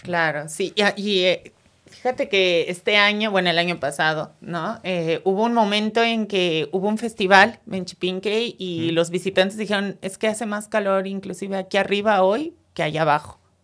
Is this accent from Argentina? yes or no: no; Mexico City, Mexico